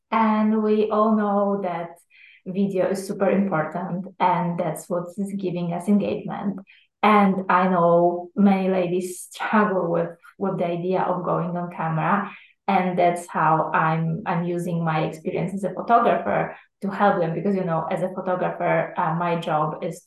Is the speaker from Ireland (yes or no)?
no; Poland; now in Italy; I originally come from Poland, but I live in Italy